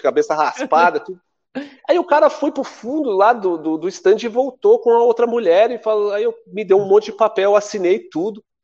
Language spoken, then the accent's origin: Portuguese; São Paulo, Brazil; also born or lived in Paraná; eu cheguei em Pirituba com nove meses de idade. Eu sou paranaense